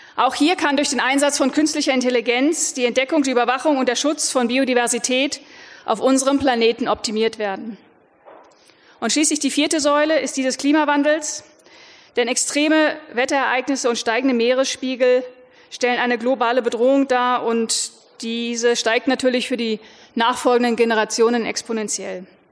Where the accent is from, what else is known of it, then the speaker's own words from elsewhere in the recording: Lower Saxony, Germany; Ich selber bin Niedersächsin, das heißt, ich komme aus einem Land, das äh, sehr stark landwirtschaftlich